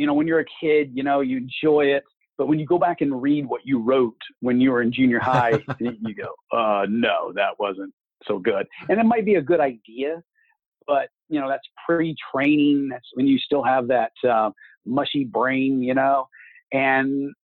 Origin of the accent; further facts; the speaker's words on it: Kansas City, Missouri, United States; now in Kansas City, Kansas, United States; I am from outside of Kansas City, Missouri, and now I live outside of Kansas City, Kansas.